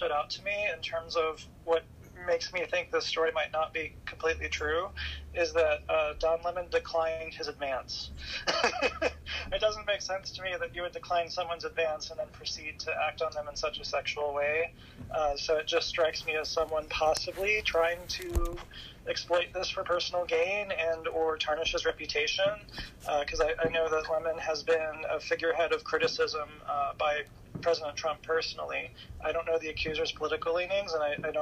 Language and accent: English; United States; I'm an American